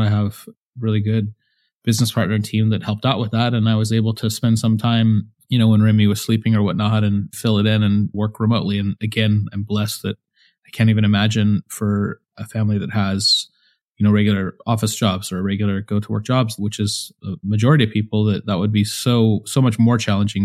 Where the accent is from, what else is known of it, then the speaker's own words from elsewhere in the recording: San Jose, California, United States; moved away as an adult; We were both born and raised in San Jose, California